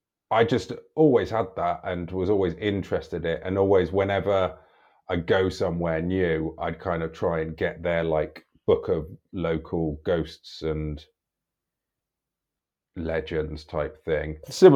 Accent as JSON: {"language": "English", "region": "London", "country": "United Kingdom", "said": "I was from London."}